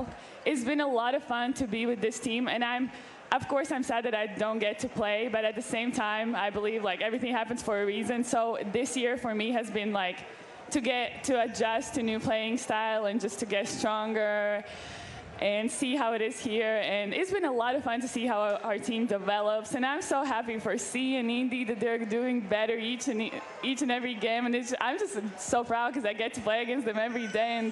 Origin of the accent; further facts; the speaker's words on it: Latvia; moved away as an adult; now in United States; I'm from Latvia, which is a small country in Northern Europe